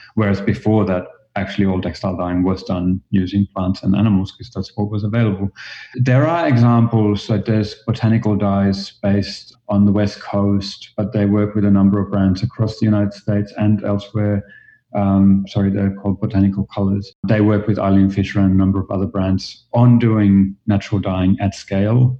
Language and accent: English; Finland; moved away as an adult; also born or lived in Australia; now in New York, United States; I am originally from Finland, and as you might hear a little bit from my accent, I moved to Australia